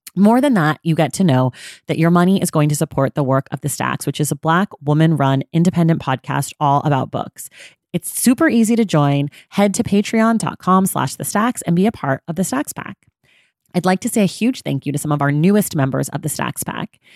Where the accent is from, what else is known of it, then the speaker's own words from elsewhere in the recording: Oakland, California, United States; moved away as an adult; also born or lived in New York City; now in Los Angeles, United States; I was born in nineteen eighty-six, so I was sort of growing up in Oakland